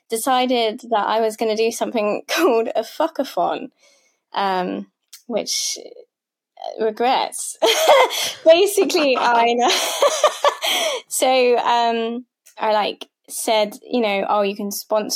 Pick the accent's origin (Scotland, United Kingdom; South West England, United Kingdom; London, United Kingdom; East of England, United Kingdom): South West England, United Kingdom; Devon; I'm from Britain. I'm from Devon, so I'm a bit of a country girl.